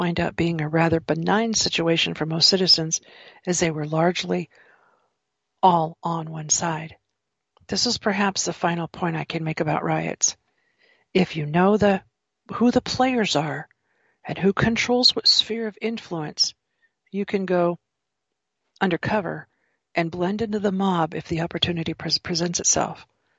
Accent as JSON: {"language": "English", "region": "California", "country": "United States", "tie": "born or raised there", "said": "when I was a child, I grew up some years in California"}